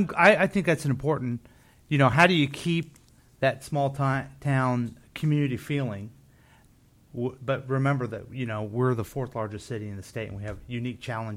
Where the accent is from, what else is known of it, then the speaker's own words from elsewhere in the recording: Independence, Missouri, United States; as I grew up in Independence, mm-hmm. we're only second generation.